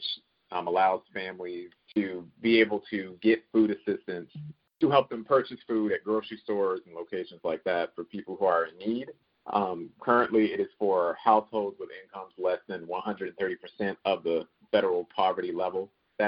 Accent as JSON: {"language": "English", "town": "Dayton", "region": "Ohio", "country": "United States", "tie": "born or raised there", "lives_now": "Columbus, United States", "said": "I was born and raised in Dayton, Ohio"}